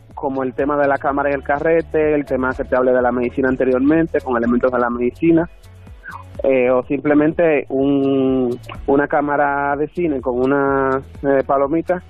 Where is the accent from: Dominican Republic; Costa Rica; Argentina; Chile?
Dominican Republic; moved away as an adult; now in Madrid, Spain; yo soy de República Dominicana. Eh, tengo cuatro años viviendo en Madrid